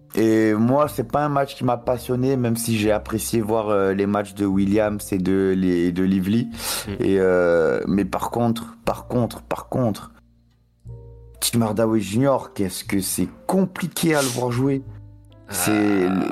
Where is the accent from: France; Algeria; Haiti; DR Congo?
France; en tant que Français